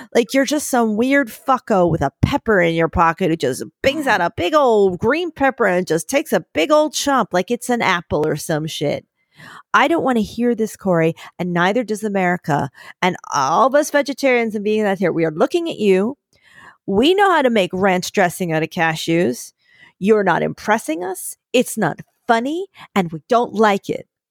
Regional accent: Philadelphia, Pennsylvania, United States; now in New York City, United States; as a Philadelphian

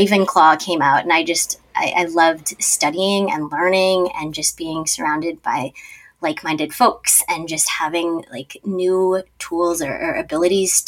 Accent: Minnesota, United States; also born or lived in South Korea; I was born in South Korea alongside the both of you, but also just grew up in the land of gazillion adoptees, or as we call it, Minnesota

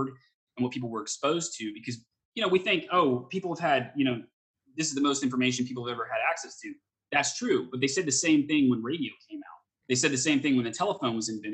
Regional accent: Texas, United States; I grew up in Texas

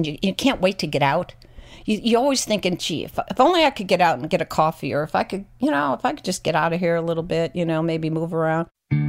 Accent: Chicago, Illinois, United States; now in San Francisco, United States; I'm from Chicago. I'm from Chicago, Illinois.

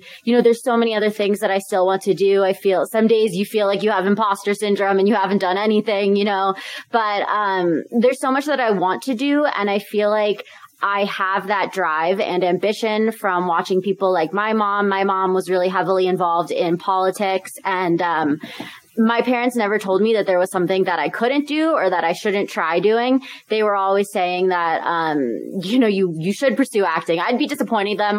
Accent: Philadelphia, Pennsylvania, United States; moved away as an adult; also born or lived in Southern California; I grew up in the Philadelphia area.

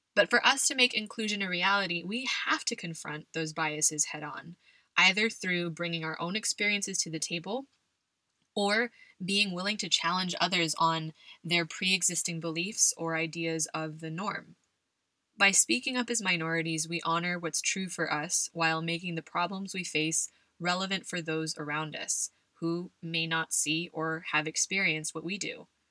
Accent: California, United States; moved away as an adult; also born or lived in Buffalo, New York / West Virginia; now in Madrid, Spain; I grew up in California

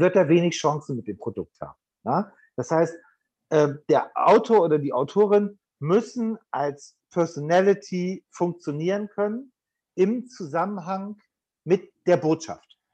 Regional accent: Bremen, Germany; Bremen ist meine Geburtsstadt.

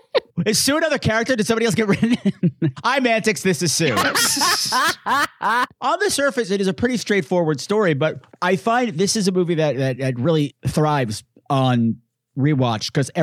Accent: New York, United States; Hey, I'm from New York. What do you want from me? Hey, we'll go back to our regional accents today.

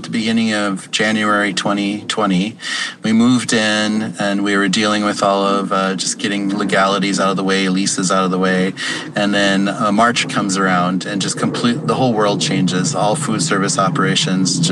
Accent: Pine Ridge, South Dakota, United States; now in Minneapolis, United States; what I grew up with on Pine Ridge

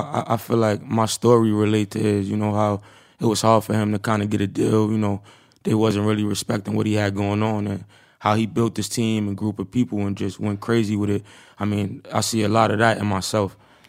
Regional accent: New York City, New York, United States; I'm from Harlem.

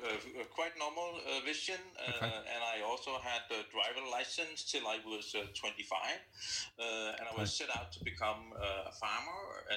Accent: Denmark; I'm from Denmark

